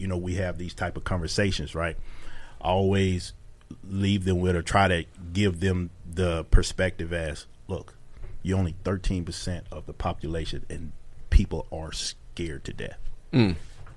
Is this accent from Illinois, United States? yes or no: no; McComb, Mississippi, United States; moved away; I grew up in Macomb, Mississippi